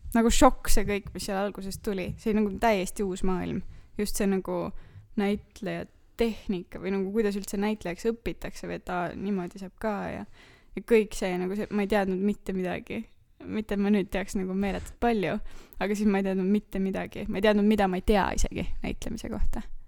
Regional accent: Tartu, Tartu County, Estonia

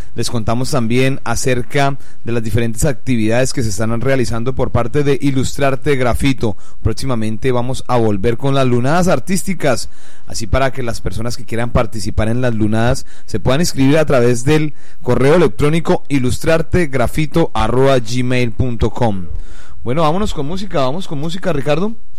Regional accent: Llanero, Llanos Orientales, Colombia; nuestras fortalezas como cultura, como pueblo llanero

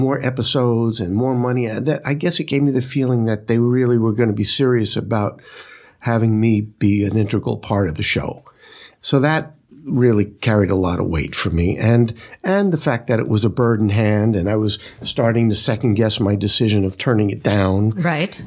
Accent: New York City, New York, United States; I grew up in Brooklyn

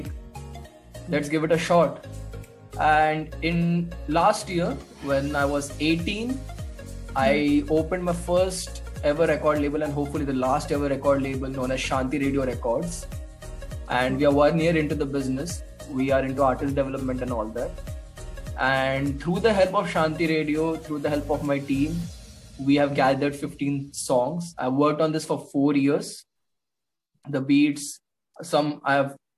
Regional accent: Mumbai, Maharashtra, India; moved away as an adult; now in Dehradun, India; I was raised in Mumbai. Now I stay in Dehradun.

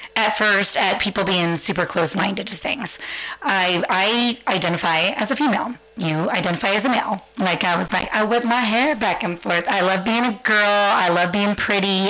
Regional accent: San Francisco, California, United States; moved away as an adult; also born or lived in Santa Maria, California; now in Central Coast, California, United States; born and raised in San Francisco, just blocks up from Castro

